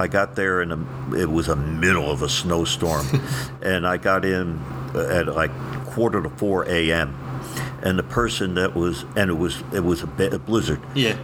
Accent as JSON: {"language": "English", "region": "New Jersey", "country": "United States", "also_born_or_lived": "Indianapolis", "moved": "as an adult", "said": "I'm from Jersey"}